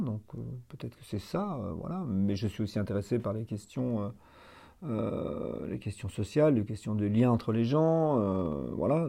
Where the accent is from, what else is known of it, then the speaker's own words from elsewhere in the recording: north-east France, France; also born or lived in Perpignan, France / Boult-aux-Bois, Ardennes, France; je suis né à Perpignan, toute ma famille vient du sud, mais je suis arrivé dans le nord-est de la France euh, à l'âge de 6 mois et depuis je n'en ai plus bougé.